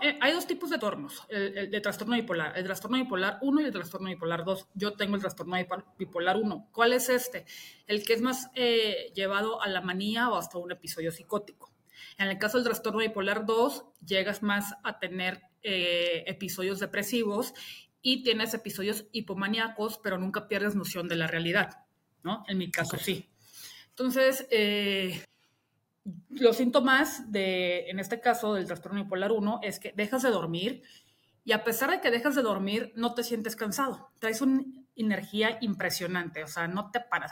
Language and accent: Spanish; Mexico; also born or lived in England; yo soy mexicana